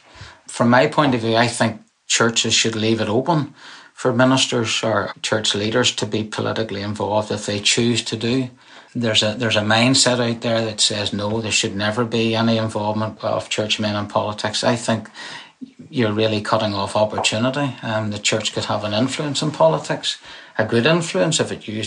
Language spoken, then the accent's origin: English; Belfast, Northern Ireland, United Kingdom; moved away as an adult; now in Lowestoft, United Kingdom; I grew up in Northern Ireland. I spent my formative years there